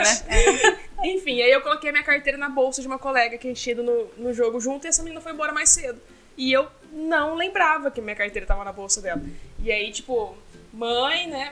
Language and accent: Portuguese; Brazil; eu sou do Brasil, acabei de chegar.